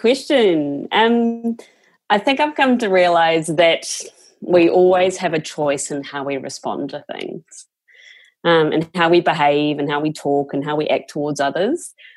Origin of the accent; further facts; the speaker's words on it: New Zealand; moved away; I was one of five kids, Catholic family, growing up in New Zealand.